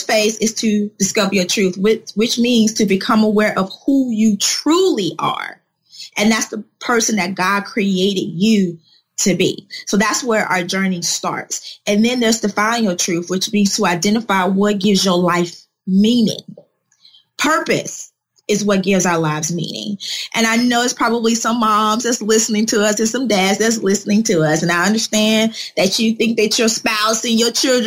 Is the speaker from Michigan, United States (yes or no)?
no; Chicago, Illinois, United States; moved away as an adult; also born or lived in Atlanta, Georgia; I'm originally born and raised in Chicago